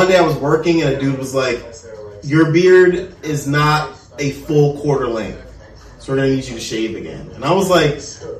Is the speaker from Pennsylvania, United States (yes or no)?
no; Baltimore, Maryland, United States; moved away as an adult; now in Florida, United States; I lived too much in the city near in that Baltimore.